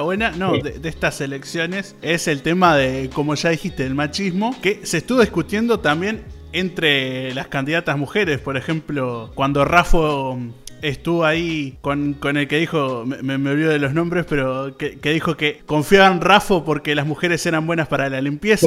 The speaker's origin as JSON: {"language": "Spanish", "area": "Solymar", "region": "Canelones", "country": "Uruguay", "said": "soy de Salimar"}